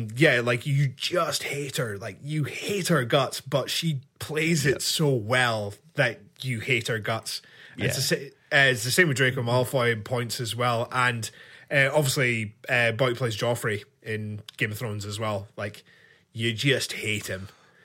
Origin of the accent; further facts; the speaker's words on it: Scotland, United Kingdom; me being Scottish and so proud of it, I find that offensive.